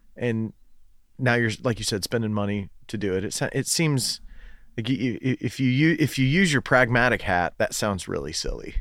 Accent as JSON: {"language": "English", "area": "Fort Loudoun Lake", "region": "Tennessee", "country": "United States", "tie": "born or raised there", "said": "I grew up on Fort Loudon"}